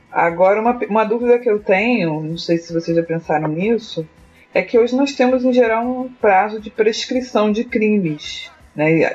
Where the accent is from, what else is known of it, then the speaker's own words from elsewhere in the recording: Niterói, Rio de Janeiro, Brazil; sou de Niterói, Rio de Janeiro